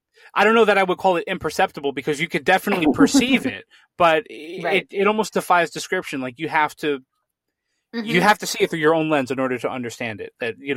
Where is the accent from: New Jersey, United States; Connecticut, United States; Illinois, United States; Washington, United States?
Connecticut, United States; moved away as an adult; now in Pennsylvania, United States; my wife and I gave serious thought to moving away from Pennsylvania, because I'm from Connecticut originally.